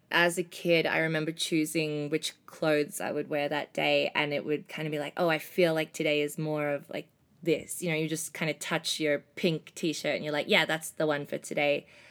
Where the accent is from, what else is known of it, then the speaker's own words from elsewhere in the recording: Melbourne, Victoria, Australia; moved away; I'm from Melbourne, Australia